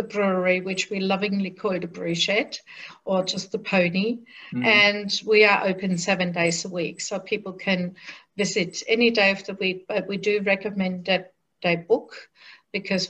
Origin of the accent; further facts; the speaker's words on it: Germany; moved away as an adult; now in Australia; So we grew up in Germany, and together with my husband and my then 6-year-old daughter, we came to Australia in 1982